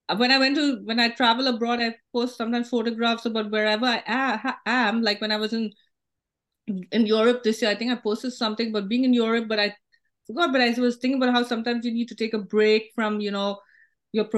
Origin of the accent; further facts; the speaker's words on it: India; now in United States; I went to San Francisco in the morning as an Indian citizen, and then I was leaving as a U.S. citizen.